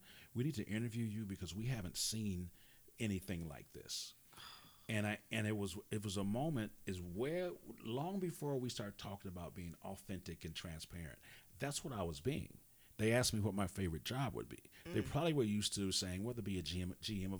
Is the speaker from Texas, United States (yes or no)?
no; Wisconsin, United States; I'm from Wisconsin